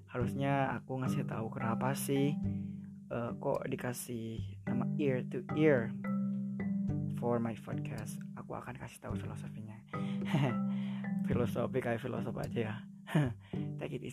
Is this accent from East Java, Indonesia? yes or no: no; Karawang, West Java, Indonesia; now in Yogyakarta, Indonesia; jadi si aku sebenarnya orang Jawa Barat Karawang khususnya tapi now I live in Yogyakarta of course because I learn here I study here